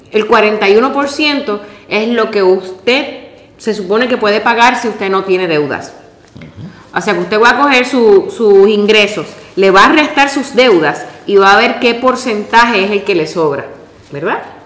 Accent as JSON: {"language": "Spanish", "country": "Puerto Rico", "moved": "yes", "said": "yo vengo de Puerto Rico"}